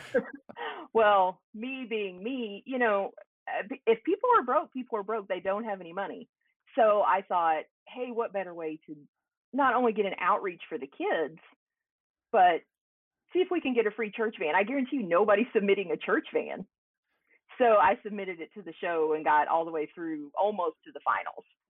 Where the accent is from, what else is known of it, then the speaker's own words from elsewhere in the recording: Henderson, Kentucky, United States; moved away as an adult; also born or lived in Tennessee; now in Evansville, United States; I grew up on the Kentucky side of the bridge.